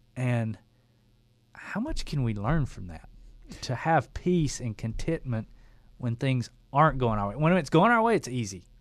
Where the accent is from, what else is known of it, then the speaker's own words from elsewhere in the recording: Dalton, Georgia, United States; I was a builder from Dalton, Georgia